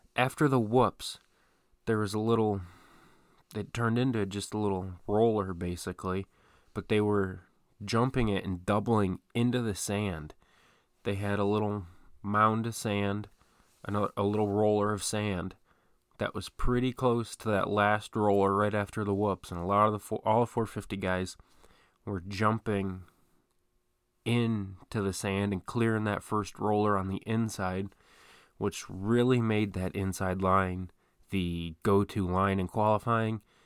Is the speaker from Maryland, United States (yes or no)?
no; Detroit, Michigan, United States; my hometown, sort of, of Detroit